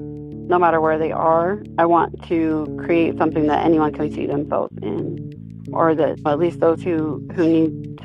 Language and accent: English; Citizen Potawatomi Nation, Oklahoma, United States; now in Emporia, United States; I am from the Citizen Potawatomi Nation in Oklahoma, and I currently live in Osage and Kansas Territory here in Emporia, Kansas.